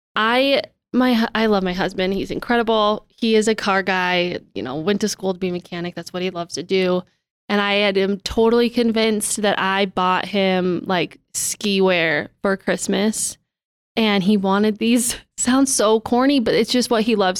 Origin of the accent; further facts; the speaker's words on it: Billings, Montana, United States; born and raised in Billings, and I really can't imagine living anywhere else.